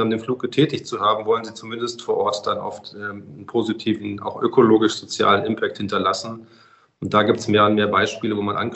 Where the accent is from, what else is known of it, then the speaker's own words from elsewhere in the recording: Bavaria, Germany; Also ich komme ja aus Bayern, wir haben ja das Thema Wintertourismus